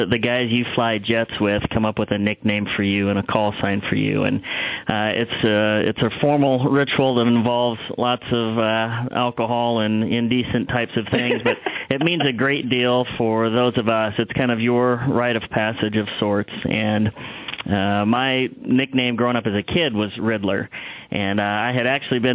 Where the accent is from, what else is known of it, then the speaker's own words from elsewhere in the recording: the Midwest, Nebraska, United States; also born or lived in Texas; I was raised here in the Midwest and went to high school in Nebraska